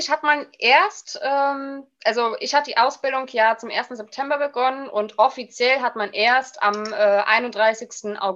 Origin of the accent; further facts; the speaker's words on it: Rhineland-Palatinate, Germany; also born or lived in Leipzig; habe mich dann wieder in meiner Heimat Rheinland-Pfalz beworben, weil äh, ich halt, ja, wie zu Beginn schon erwähnt, ein kleiner Heimscheißer bin